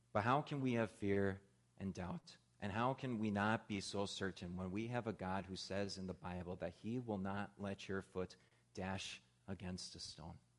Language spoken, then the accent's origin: English; Midwest, United States; moved away; Where I grew up out in the Midwest, it got cold really, really fast